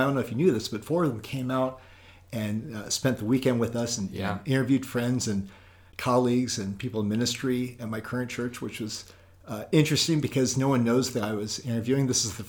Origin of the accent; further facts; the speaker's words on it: Oakland, California, United States; also born or lived in Minnesota; now in Maryland, United States; I'm out in Maryland. I'm originally from California, Oakland, California, born and raised, 9 years in Minnesota. We're out in Maryland for 7 years.